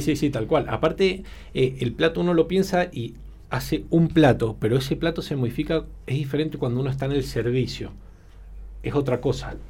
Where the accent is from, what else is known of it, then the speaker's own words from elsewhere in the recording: Argentina; moved away as an adult; also born or lived in Spain / Tokyo, Japan; siendo argentino